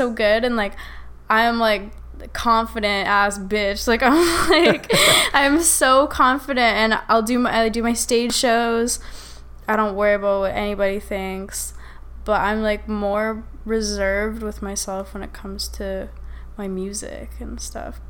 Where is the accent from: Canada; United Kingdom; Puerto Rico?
Canada; Saskatchewan; moved away as an adult; now in Toronto, Canada; I'm from Saskatchewan, so it's like, I grew up around country music.